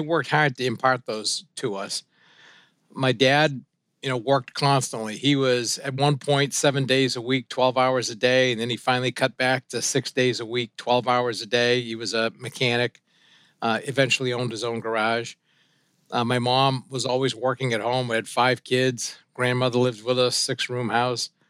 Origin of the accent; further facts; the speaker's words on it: Suncook, New Hampshire, United States; first language French; English is a second language; we grew up in this kind of little old French-Canadian mill town in Suncook, New Hampshire